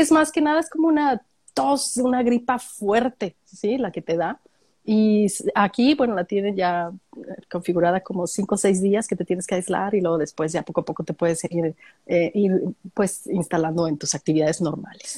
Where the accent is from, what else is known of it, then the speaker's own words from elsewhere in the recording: Mexico; moved away as an adult; now in Australia; Uno como mexicana en Australia